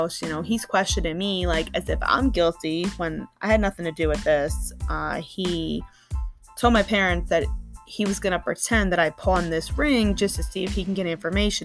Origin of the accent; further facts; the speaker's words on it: Long Island, New York, United States; now in New Jersey, United States; I was born and raised in Long Island, New York